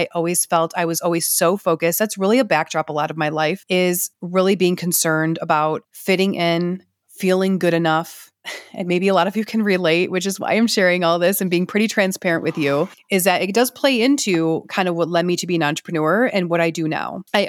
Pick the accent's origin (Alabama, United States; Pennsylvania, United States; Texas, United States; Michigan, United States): Michigan, United States; Detroit; I grew up in around Detroit, Michigan, just north of Detroit.